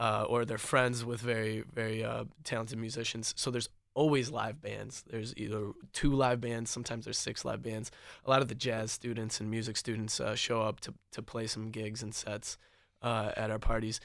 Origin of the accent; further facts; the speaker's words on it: Detroit, Michigan, United States; moved away; I come from the Metro Detroit area where I don't even know my neighbors very well